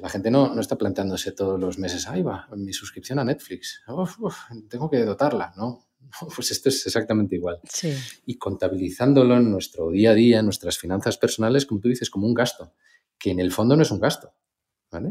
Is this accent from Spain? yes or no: yes; Spain; como los españoles